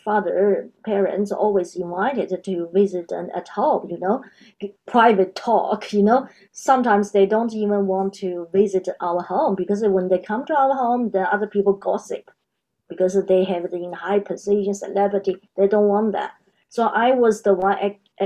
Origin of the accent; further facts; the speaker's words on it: China; moved away as an adult; now in Australia; I was born in China, and now I'm Australia.